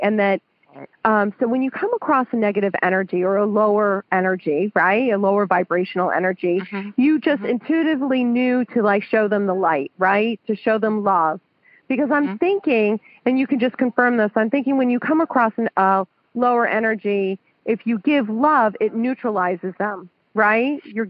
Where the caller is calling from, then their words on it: Bethel, Connecticut, United States; I'm calling from Bethel, Connecticut